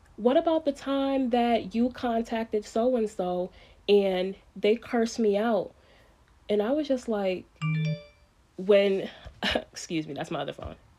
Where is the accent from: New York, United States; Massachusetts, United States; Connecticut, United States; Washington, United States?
New York, United States; New York City; moved away as an adult; now in upstate New York, United States; I'm from Spanish Harlem, born and raised